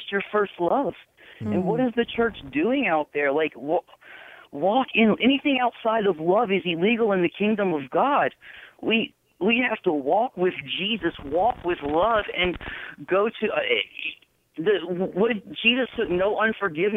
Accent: New Orleans, Louisiana, United States; now in Texas, United States; I'm from New Orleans originally

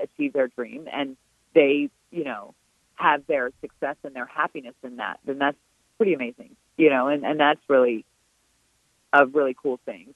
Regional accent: Richmond, Virginia, United States; it's here in my hometown. It's a, it's in my backyard

